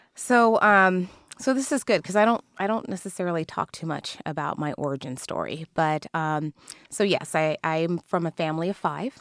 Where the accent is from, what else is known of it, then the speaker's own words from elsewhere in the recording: Kirkland, Washington, United States; growing up in Kirkland